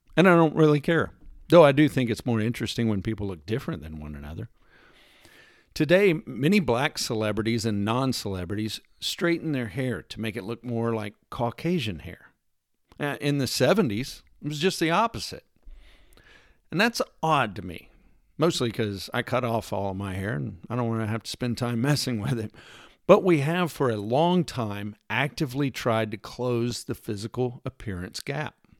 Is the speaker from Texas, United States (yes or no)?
yes; Texas, United States; I'm from Texas